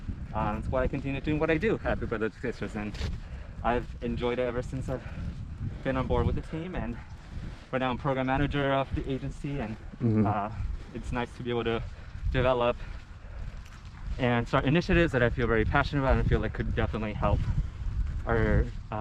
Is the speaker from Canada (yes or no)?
no; Santa Cruz, California, United States; growing up in Santa Cruz